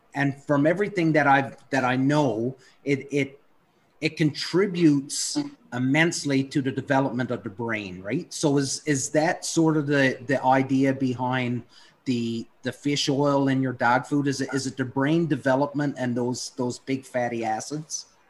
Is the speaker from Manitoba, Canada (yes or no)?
no; Newfoundland and Labrador, Canada; growing up in Newfoundland